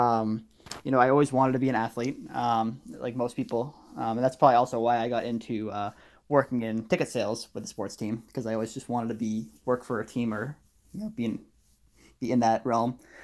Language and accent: English; Massachusetts, United States; now in Pennsylvania, United States; So I moved from the Boston area. I lived about 30 minutes north of Boston, without traffic, of course.